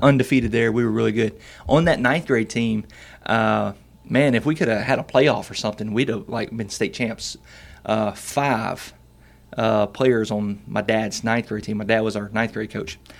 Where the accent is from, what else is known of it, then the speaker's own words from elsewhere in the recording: Camden, Arkansas, United States; also born or lived in Bearden, Arkansas; I grew up in Camden, Arkansas